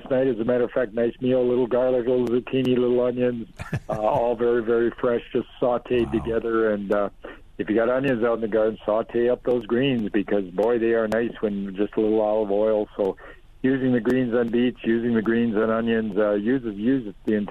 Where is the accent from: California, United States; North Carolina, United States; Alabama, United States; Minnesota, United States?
Minnesota, United States; Duluth; I was from Duluth, and we have trouble ripening tomatoes